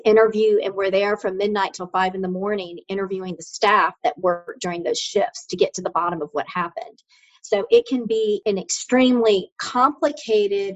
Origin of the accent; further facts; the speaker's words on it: Polk County, Florida, United States; I'm originally from Imperial Polk County.